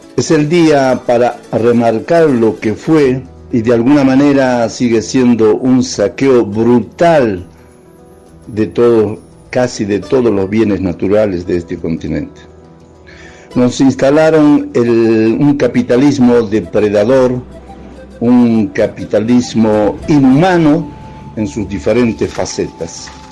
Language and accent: Spanish; Bolivia; now in Argentina; soy boliviano por el país en que nací y también soy un argentino por el país que adopté